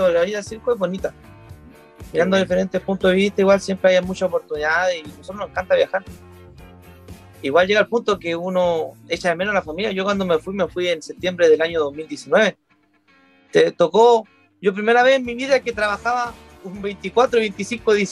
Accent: Viña del Mar, Valparaíso, Chile; born there; yo nací en la ciudad de Viña del Mar. Y obviamente eh, la familia de nosotros es toda, la mayoría de Viña del Mar, eh, estamos radicados allá, pero nunca estamos allá.

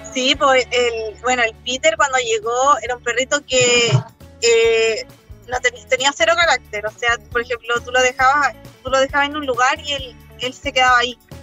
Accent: Concepción, Biobío, Chile; also born or lived in Santiago; yo nací en Santiago, pero me vine como a los dos años y medio para ah. Conce. Y bueno, desde aquí que amo Conce

